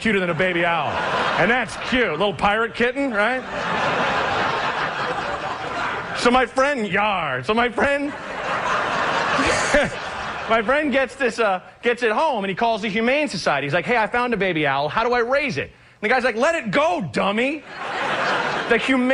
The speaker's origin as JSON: {"language": "English", "region": "Oregon", "country": "United States", "said": "I'm from Oregon"}